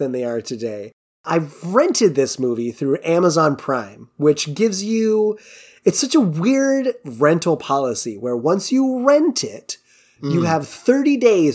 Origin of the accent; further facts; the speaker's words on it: West Coast, United States; accent: West Coast; that's my West Coast accent.